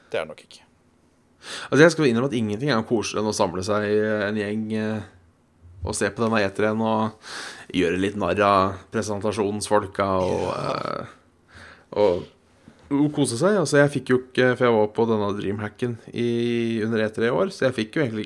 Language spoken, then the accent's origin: Norwegian; Norway; Nei, for, for oss hjemme i Norge så...